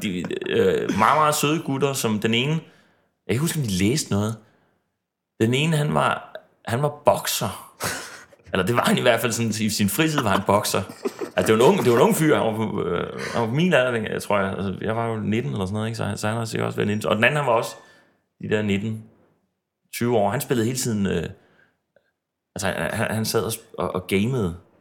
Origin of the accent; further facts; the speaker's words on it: Odense, Southern Denmark, Denmark; moved away as an adult; also born or lived in Aalborg / Aarhus; now in Copenhagen, Denmark; jeg voksede op i Odense, og jeg flyttede hjemmefra som øh, 19-årig, tror jeg, eller sådan noget, til, øh, til Aalborg.